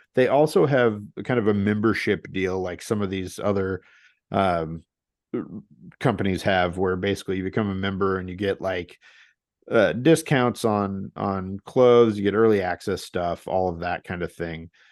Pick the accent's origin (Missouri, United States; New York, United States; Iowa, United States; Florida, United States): Missouri, United States; St. Louis; now in Portland, United States; I grew up in Saint Louis